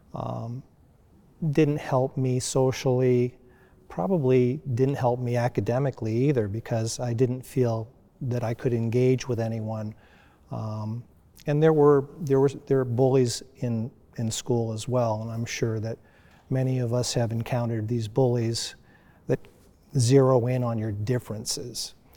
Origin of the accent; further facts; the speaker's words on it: United States; I grew up in the United States in a predominantly white community.